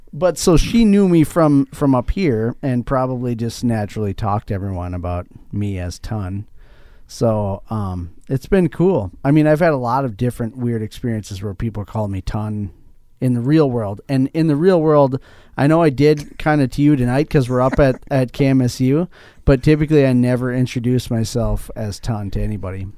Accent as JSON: {"language": "English", "town": "Mankato", "region": "Minnesota", "country": "United States", "said": "I'm from Mankato here"}